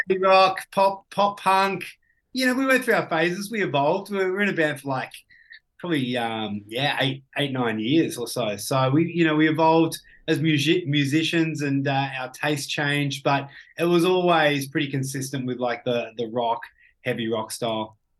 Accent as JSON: {"language": "English", "town": "Ballarat", "region": "Victoria", "country": "Australia", "tie": "born or raised there", "said": "I grew up in Ballarat, so, uh, just out of Victoria in a, a country town"}